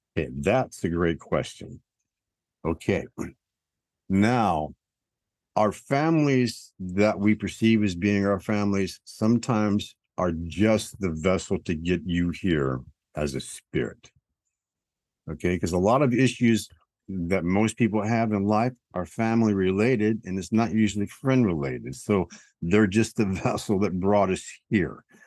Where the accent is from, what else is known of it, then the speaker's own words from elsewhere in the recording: Tennessee, United States; I'm from Tennessee